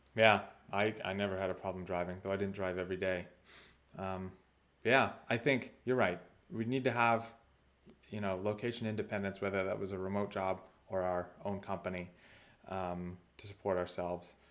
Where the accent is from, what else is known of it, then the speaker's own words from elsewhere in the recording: United States; moved away as an adult; also born or lived in Russia; working for Russians was very difficult as an American